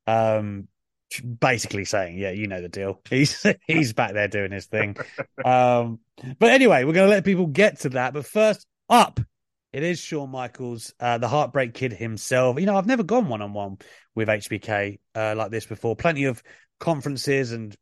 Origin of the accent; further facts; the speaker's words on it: United Kingdom; As a Brit